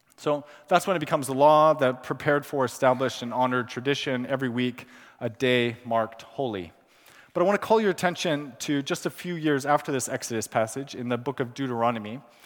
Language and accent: English; Pakistan; moved away; also born or lived in California, United States; I was born in California. I, I grew up in Pakistan, where I spent my childhood and teenage years.